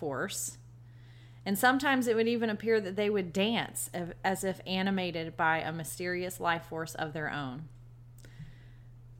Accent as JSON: {"language": "English", "town": "Savannah", "region": "Georgia", "country": "United States", "tie": "born or raised there", "said": "my hometown of Savannah, Georgia"}